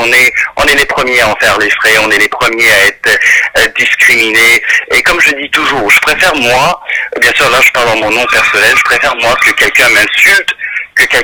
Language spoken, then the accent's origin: French; Mauritius; now in Canada; vu que moi j'ai grandi, je suis né aussi à l'île Maurice, euh, il y a toujours une part, même si euh, je suis canadien aujourd'hui